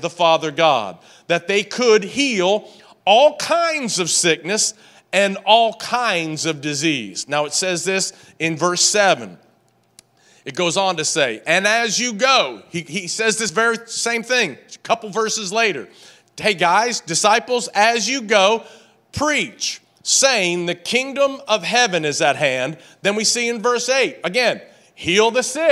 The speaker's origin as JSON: {"language": "English", "region": "Tennessee", "country": "United States", "tie": "born or raised there", "said": "I was raised in Tennessee"}